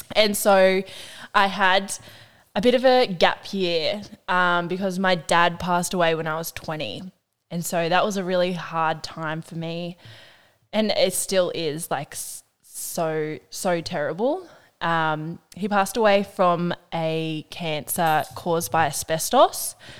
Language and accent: English; Burringbar, New South Wales, Australia; also born or lived in Ocean Shores; I lived there from when I was like born to I was five. And then I moved to Burringbar